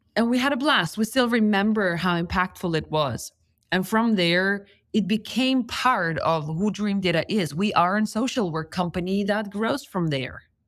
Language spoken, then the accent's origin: English; Lithuania; moved away; I come from Lithuania where it's socially not approved not to go to university.